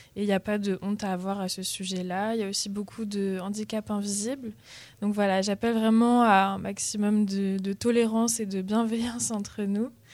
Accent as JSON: {"language": "French", "area": "Paris region", "region": "Île-de-France", "country": "France", "moved": "yes", "lives_now": "Tours, France", "said": "Je viens de la région parisienne"}